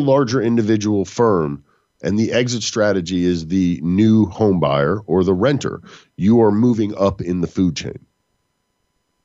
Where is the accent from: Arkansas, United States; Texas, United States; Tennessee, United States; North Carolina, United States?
Texas, United States; I'm from Texas.